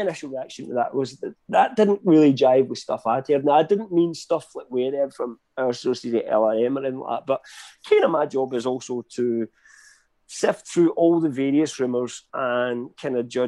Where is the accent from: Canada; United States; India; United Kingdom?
United Kingdom; I'm British